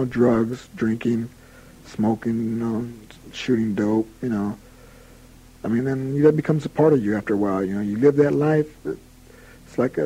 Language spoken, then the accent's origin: English; Sacramento, California, United States; now in San Quentin, United States; Sacramento wasn't such a bad place to be raised